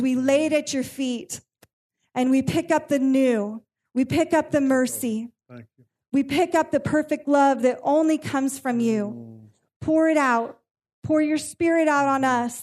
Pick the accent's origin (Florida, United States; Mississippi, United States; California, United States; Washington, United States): California, United States; I am born and raised in California